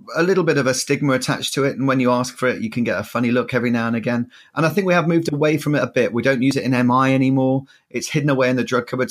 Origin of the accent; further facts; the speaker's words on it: Yorkshire and the Humber, United Kingdom; now in southern England, United Kingdom; as a Yorkshireman